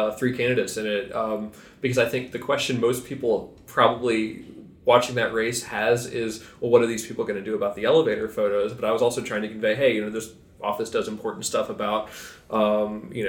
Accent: Virginia, United States; I grew up in Virginia.

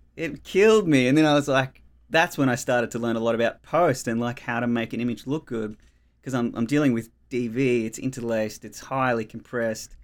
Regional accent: Melbourne, Victoria, Australia; moved away as an adult; now in Tasmania, Australia; I grew up in Australia in Melbourne, um, in the outer eastern suburbs, in the Dandenongs, um, in Upway

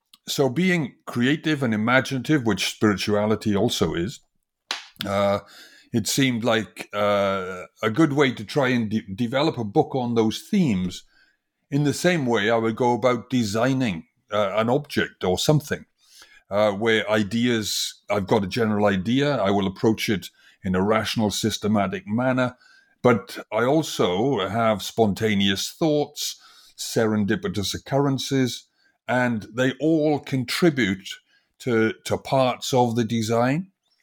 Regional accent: Wales, United Kingdom; I come from originally from Wales, from the industrial valleys of Wales, and it was a very industrial valley.

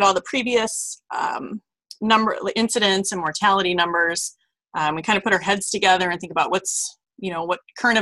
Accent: Omaha, Nebraska, United States; moved away; also born or lived in Iowa City; an old friend that I grew up with in Omaha

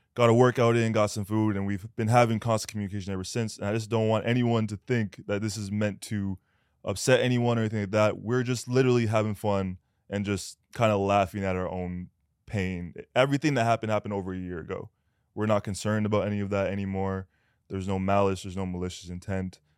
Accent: Canada; moved away as an adult; now in United States; I'm Canadian

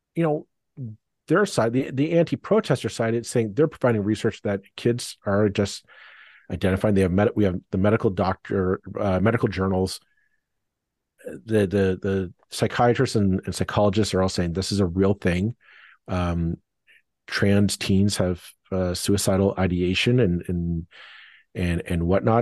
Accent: Burlington, Ontario, Canada; my hometown of Burlington

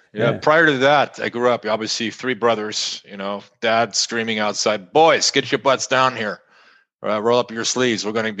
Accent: Grand Est, France; moved away; growing up in France, in a small village of 400 souls in northeast of France, right along the German border

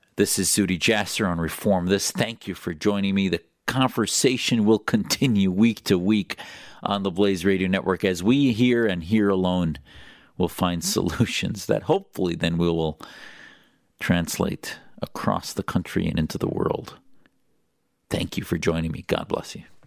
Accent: Wisconsin, United States; I grew up in Wisconsin

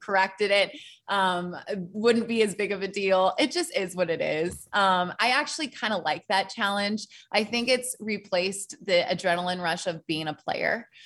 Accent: Portland, Oregon, United States; moved away as an adult; also born or lived in Tennessee; I came from Portland, Oregon.

